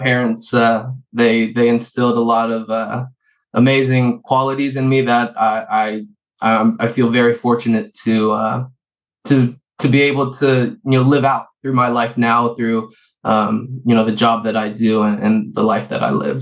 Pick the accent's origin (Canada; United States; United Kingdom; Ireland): United States; San Francisco, California; i was born and raised in the beautiful city of san francisco uh very luckily uh grew up out by the beach ocean beach